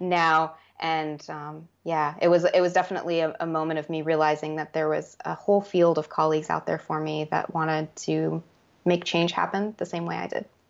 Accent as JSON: {"language": "English", "country": "United States", "tie": "born or raised there", "said": "I grew up on the Navajo Reservation"}